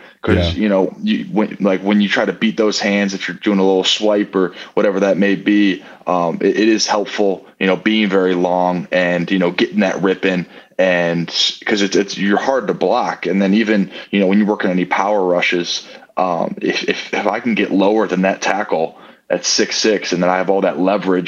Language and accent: English; Michigan, United States; I'm from Michigan, born and raised.